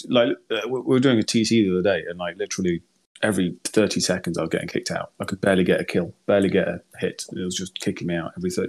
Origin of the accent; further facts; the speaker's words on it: United Kingdom; I don't really speak German. No, I'm British